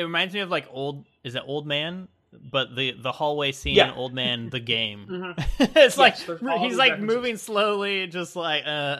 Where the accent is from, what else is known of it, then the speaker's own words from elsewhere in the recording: United States; as an American